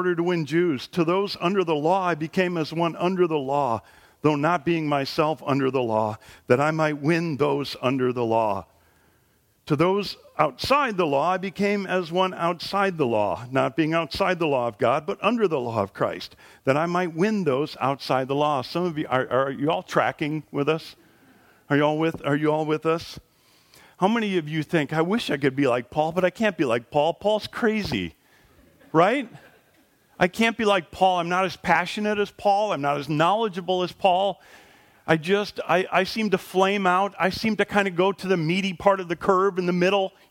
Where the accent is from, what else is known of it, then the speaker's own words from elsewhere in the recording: Wisconsin, United States; I was born in Wisconsin